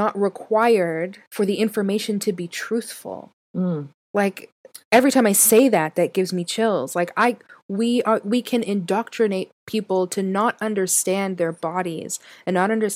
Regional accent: Canada; now in United States; I'm Canadian. So I know the Canadian education system

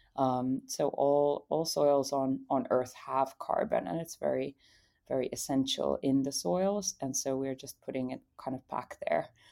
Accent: Finland; I came from Finland

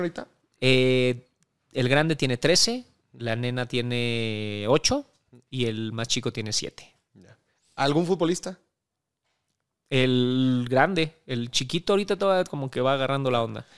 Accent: Mexico; llegar como mexicano, como extranjero a, Centroamérica

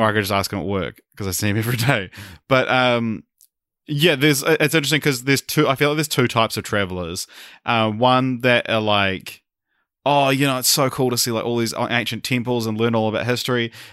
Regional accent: New Zealand; as a Kiwi

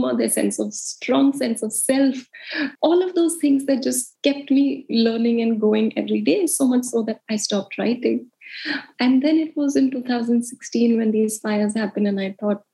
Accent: India; moved away as an adult; also born or lived in United States / Mumbai; I grew up in India and I always wanted to be a journalist

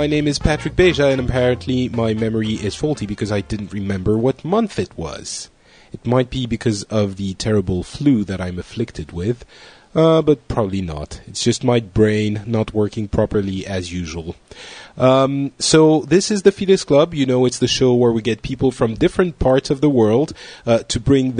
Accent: South Africa; No, I'm from South Africa.

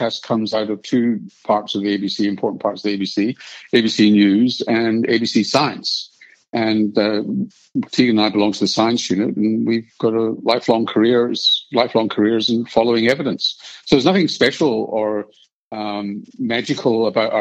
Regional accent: Scotland, United Kingdom; now in Australia; being born Scottish and Jewish

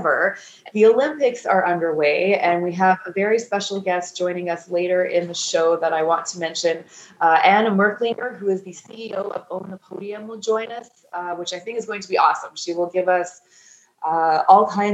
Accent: Edmonton, Alberta, Canada; moved away as an adult; also born or lived in Toronto; now in Calgary, Canada; born and raised in Edmonton. I just moved to Calgary last month.

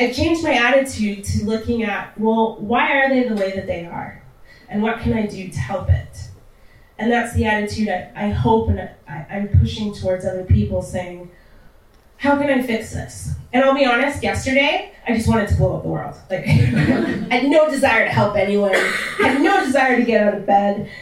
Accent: Canada; born or raised there; also born or lived in Texas

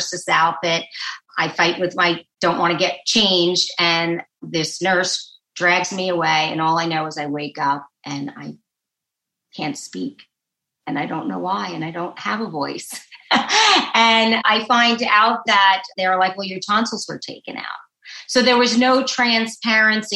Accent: New York City, New York, United States; moved away as an adult; also born or lived in Manhattan, New York; now in New Jersey, United States; I am a native New Yorker, born in Brooklyn, New York

